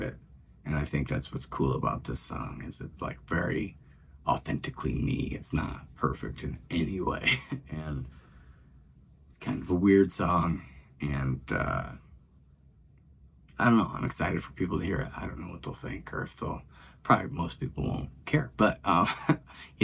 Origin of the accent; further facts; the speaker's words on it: Pontiac, United States; it's Pontiac, my hometown.